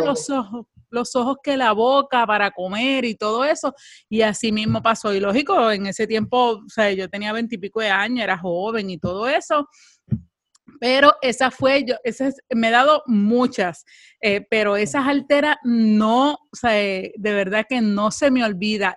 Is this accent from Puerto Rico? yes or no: yes; Puerto Rico; somos puertorriqueñas